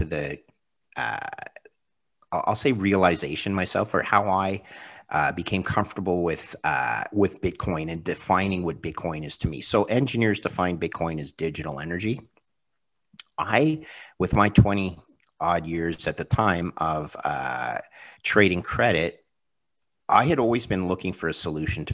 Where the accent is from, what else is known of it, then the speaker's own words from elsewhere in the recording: Canada; as a Canadian